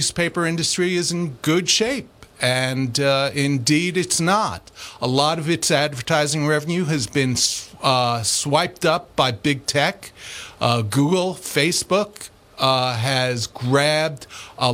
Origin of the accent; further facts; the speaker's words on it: New York City, New York, United States; I grew up in Queens